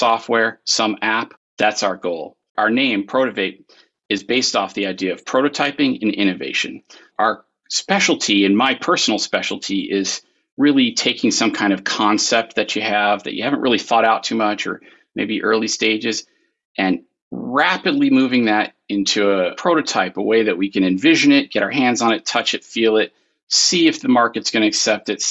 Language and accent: English; Arizona, United States; now in North Carolina, United States; I was born and raised in Arizona